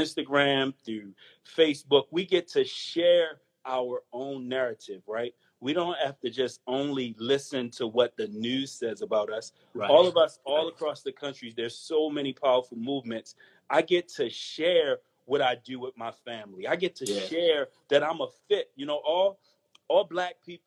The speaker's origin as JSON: {"language": "English", "town": "Baltimore", "region": "Maryland", "country": "United States", "said": "From the hood. I'm from East Baltimore"}